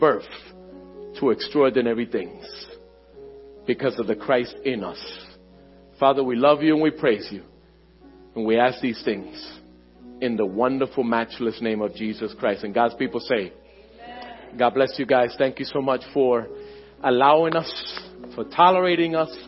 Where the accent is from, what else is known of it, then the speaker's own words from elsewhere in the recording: Philadelphia, Pennsylvania, United States; My family and everything I know is in Philadelphia. Born and raised in Philadelphia